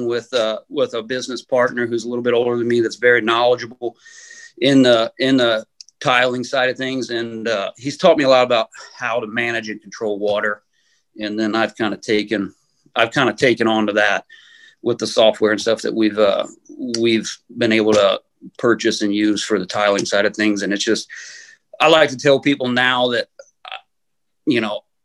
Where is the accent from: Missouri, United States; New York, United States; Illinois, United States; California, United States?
Illinois, United States; Aledo; I get to work for my hometown now